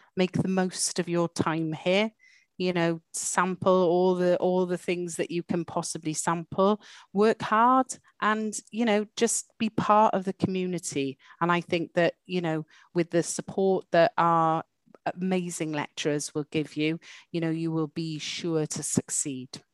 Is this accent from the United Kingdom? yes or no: yes; Welsh, Wales, United Kingdom; moved away as an adult; So I am Welsh